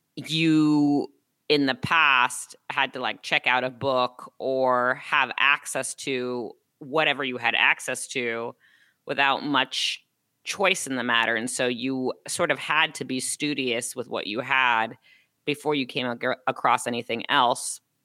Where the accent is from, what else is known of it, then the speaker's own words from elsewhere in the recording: Los Angeles, California, United States; I'm from Los Angeles